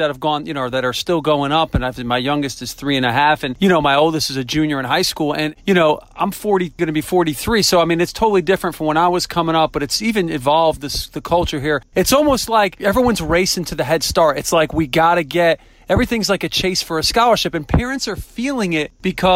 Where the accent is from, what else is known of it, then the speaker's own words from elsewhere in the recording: New England, United States; now in Wilmington, United States; I'm from New England, but I've lived down here long enough I can say the words kinfolk